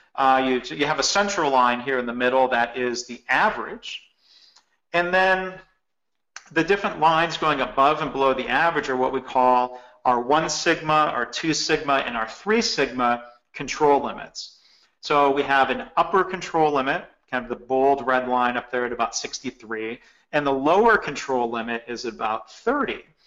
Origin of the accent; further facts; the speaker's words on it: Michigan, United States; I grew up actually bowling in Michigan